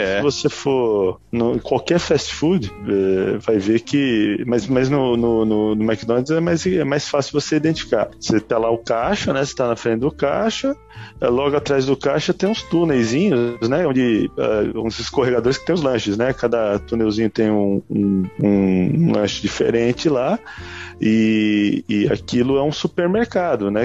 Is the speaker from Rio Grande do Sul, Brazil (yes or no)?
no; Terra Roxa, São Paulo, Brazil; moved away; also born or lived in São Carlos; Então vinha do interior, mais interior ainda, né? Que eu vinha lá de, de, de Terra Roxa.